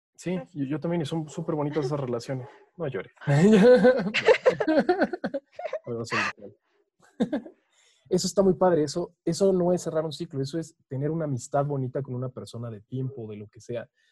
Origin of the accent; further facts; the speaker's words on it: Mexico; como típicos mexicanos